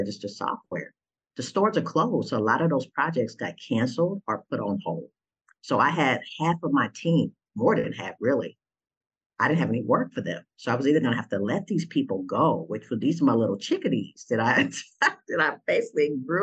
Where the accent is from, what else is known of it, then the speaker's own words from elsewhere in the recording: Austin, Texas, United States; moved away as an adult; now in Atlanta, United States; my hometown of Austin